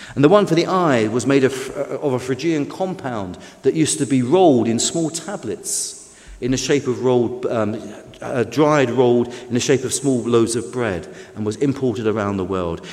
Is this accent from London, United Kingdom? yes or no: yes; London, United Kingdom; I'm a Londoner.